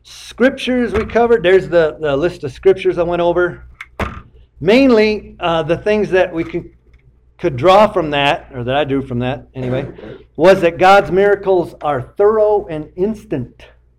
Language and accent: English; Michigan, United States; them in Michigan. I'm from Michigan. I got gypped. Should have went to the UP.